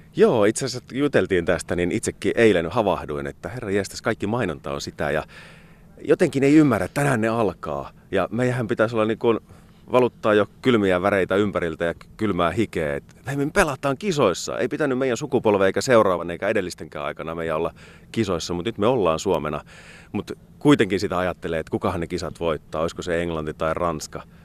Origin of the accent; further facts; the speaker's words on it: Kajaani, Kainuu, Finland; moved away as an adult; now in Joensuu, Finland; Kajaanissa, mistä kotoisin olen